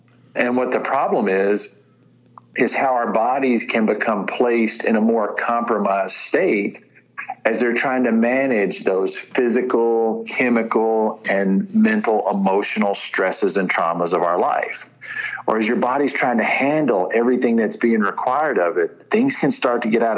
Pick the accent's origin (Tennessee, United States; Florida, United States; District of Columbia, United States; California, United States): Tennessee, United States; I'm from West Tennessee. It ain't good, right?